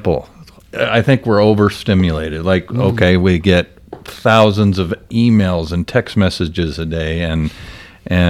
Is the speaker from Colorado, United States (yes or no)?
yes; Greeley, Colorado, United States; now in Denver, United States; I grew up in Greeley, know Fort Morgan very well